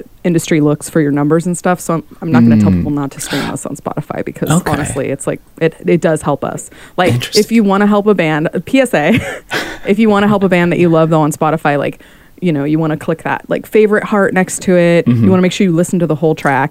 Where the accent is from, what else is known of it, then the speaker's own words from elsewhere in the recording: San Francisco Bay Area, California, United States; I grew up in the San Francisco Bay Area too